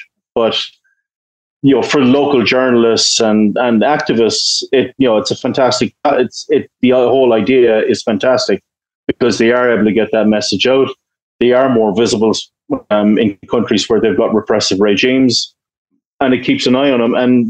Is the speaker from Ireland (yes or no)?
yes; Ireland; I'm Irish, we have a long history of peacekeeping and stuff like